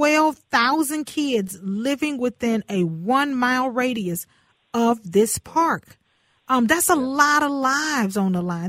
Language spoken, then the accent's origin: English; Houston, Texas, United States; I grew up in Houston's Fifth Ward